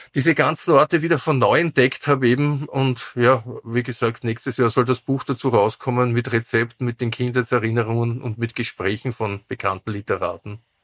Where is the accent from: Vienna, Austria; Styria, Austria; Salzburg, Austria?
Vienna, Austria; Wien wird immer meine Heimatstadt sein